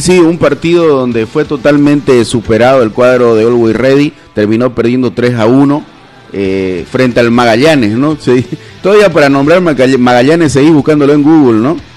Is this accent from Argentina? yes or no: no; Bolivia; uno como boliviano, como boliviano estoy hablando